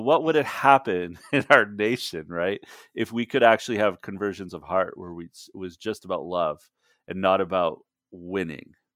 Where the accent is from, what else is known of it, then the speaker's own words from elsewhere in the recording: Canada; moved away as an adult; now in United States; I'm Canadian